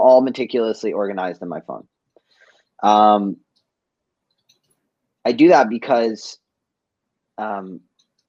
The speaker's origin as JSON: {"language": "English", "town": "Boston", "region": "Massachusetts", "country": "United States", "tie": "born or raised there", "also_born_or_lived": "Cape Cod", "moved": "as an adult", "lives_now": "Vancouver, Canada", "said": "I grew up in Boston. Like I was born in East Boston, and I moved to the suburbs for a bit."}